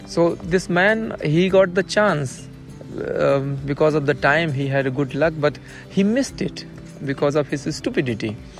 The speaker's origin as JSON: {"language": "Hindi", "town": "Lucknow", "region": "Uttar Pradesh", "country": "India", "moved": "yes", "lives_now": "Germany", "said": "औरिजिनली लखनऊ से हूँ लेकिन अभी मैं जर्मनी में रह रहा हूँ"}